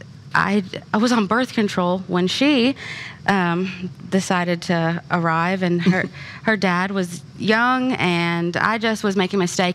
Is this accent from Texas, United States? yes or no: no; Kentucky, United States; I'm from Kentucky